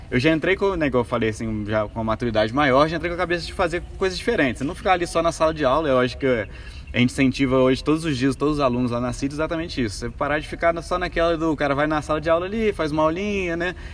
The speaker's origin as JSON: {"language": "Portuguese", "town": "Juiz de Fora", "region": "Minas Gerais", "country": "Brazil", "tie": "born or raised there", "said": "Então sou daqui de Juiz de Fora mesmo, né? É... sou criado na família, o que, que eu posso falar aí? Classe média baixa."}